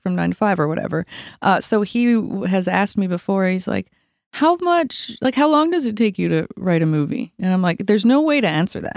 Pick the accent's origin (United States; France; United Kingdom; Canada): Canada; Yarmouth, Nova Scotia; moved away; I grew up in Yarm-, Yarmouth, Nova Scotia, South Shore of Nova Scotia